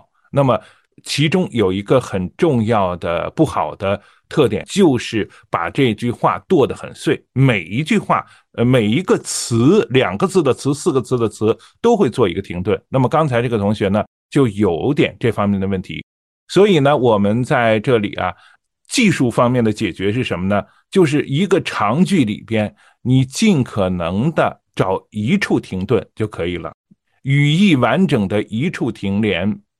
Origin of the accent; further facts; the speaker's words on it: Shandong, China; 我是山东人，